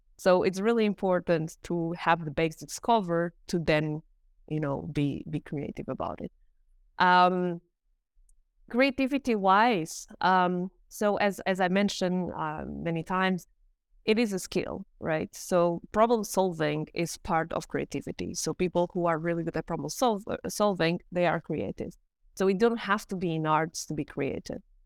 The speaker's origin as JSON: {"language": "English", "country": "Portugal", "also_born_or_lived": "South Korea / United States", "moved": "yes", "lives_now": "Germany", "said": "I'm from Portugal. I live in Germany"}